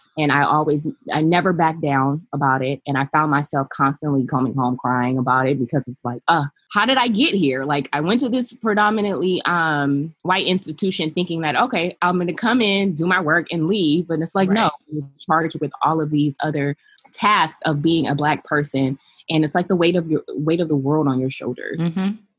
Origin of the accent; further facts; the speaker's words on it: Los Angeles, California, United States; also born or lived in North Carolina; I was raised in Los Angeles by my mother, who is Belizean, and my father, who is African American